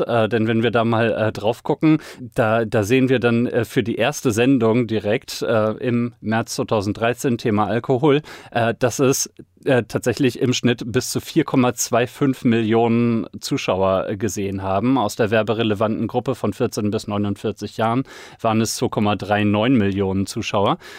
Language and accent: German; Sauerland, North Rhine-Westphalia, Germany; ich komme aus dem Sauerland, Woll